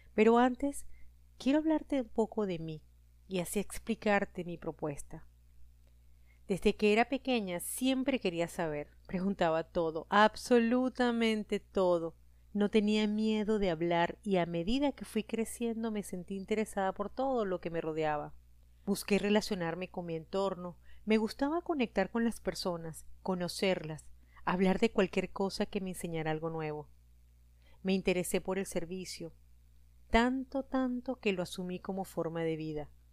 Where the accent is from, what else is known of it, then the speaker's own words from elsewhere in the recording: Venezuela; moved away as an adult; now in Costa Rica; Soy venezolana, tengo 48 años y vivo